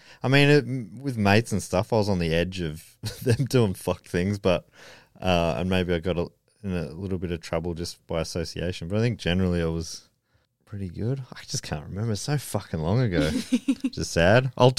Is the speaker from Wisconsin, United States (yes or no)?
yes; Wisconsin, United States; I was born and raised in Wisconsin.